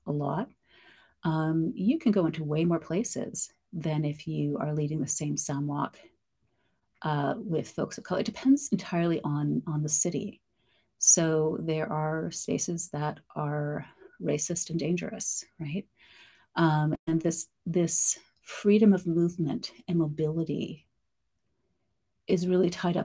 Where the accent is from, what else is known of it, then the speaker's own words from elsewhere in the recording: Canada; I am Black Canadian, we've been here since just before, and then around the Civil War, my family settled south of Chatham-Kent